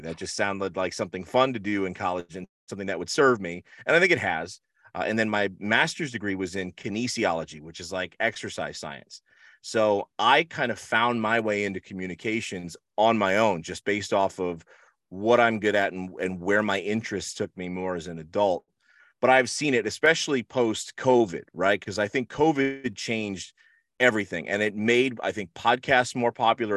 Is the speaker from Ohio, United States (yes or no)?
no; Rahway, New Jersey, United States; now in Florida, United States; I grew up in Rahway, New Jersey